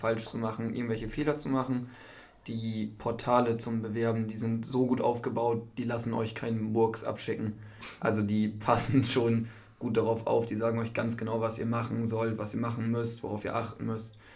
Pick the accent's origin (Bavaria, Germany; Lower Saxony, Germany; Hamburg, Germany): Lower Saxony, Germany; Cloppenburg area; moved away as an adult; now in Emden, Germany; ich komme aus dem Kloppenburger Raum und bin vor einem Jahr nach Emden gezogen